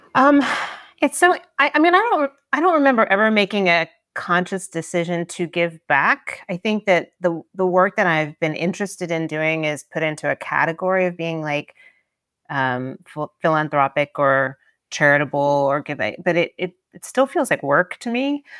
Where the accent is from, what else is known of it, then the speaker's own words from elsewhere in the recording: Tennessee, United States; moved away; when I was growing up in Tennessee